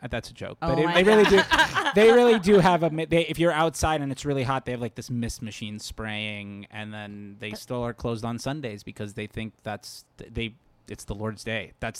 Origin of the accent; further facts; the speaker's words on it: Fort Lauderdale, Florida, United States; Fort Lauderdale, Florida.